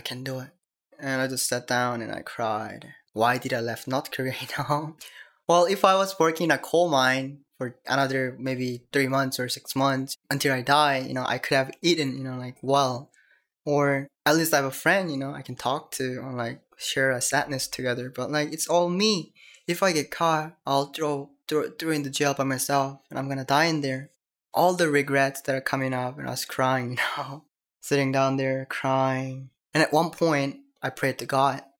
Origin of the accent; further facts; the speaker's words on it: North Korea; English is a second language; also born or lived in China / South Korea; now in United States; I'm from North Korea